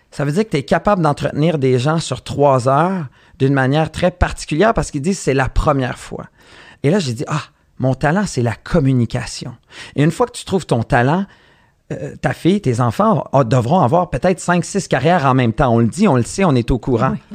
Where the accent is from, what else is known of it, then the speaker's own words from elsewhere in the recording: Montreal, Quebec, Canada; Moi, j'ai grandi à Montréal